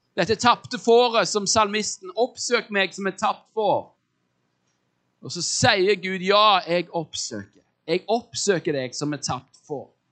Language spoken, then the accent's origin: Norwegian; Norway